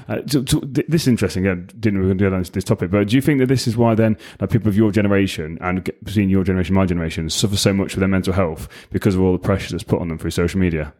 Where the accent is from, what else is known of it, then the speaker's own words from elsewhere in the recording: England, United Kingdom; also born or lived in United States; English, obviously, 'cause I'm English